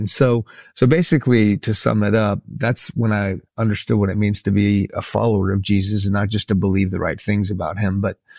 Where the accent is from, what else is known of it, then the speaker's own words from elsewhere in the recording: Houston, Texas, United States; also born or lived in Iran; So I grew up in a Muslim home. My family's from Iran. And so I was born in Houston, but when I was 2, our family moved back to Iran.